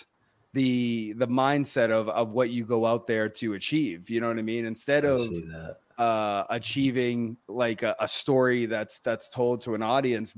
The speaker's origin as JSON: {"language": "English", "region": "Northeast", "country": "United States", "tie": "born or raised there", "said": "I grew up in the Northeast, which is WWF territory"}